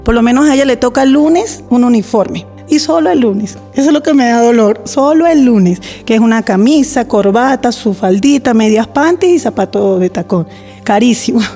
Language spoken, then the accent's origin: Spanish; San Cristóbal, Táchira, Venezuela; moved away as an adult; vengo de San Cristóbal y llegué en el 2019.